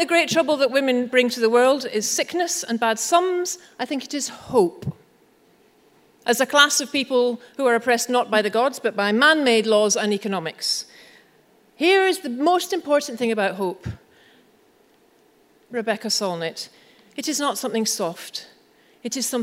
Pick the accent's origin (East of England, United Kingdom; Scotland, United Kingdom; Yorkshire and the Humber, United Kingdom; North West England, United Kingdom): Scotland, United Kingdom; I'm Scottish